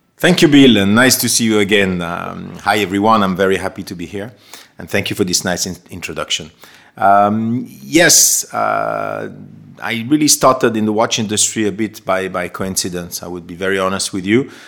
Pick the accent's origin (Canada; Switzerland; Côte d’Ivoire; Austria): Switzerland; Geneva; moved away as an adult; also born or lived in London; being Swiss myself and born and raised in Geneva